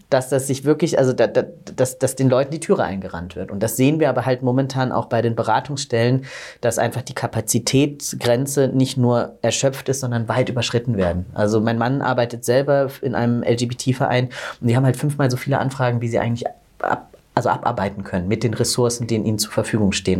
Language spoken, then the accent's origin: German; Southern Germany, Germany; ich bin auf dem Land groß geworden in Süddeutschland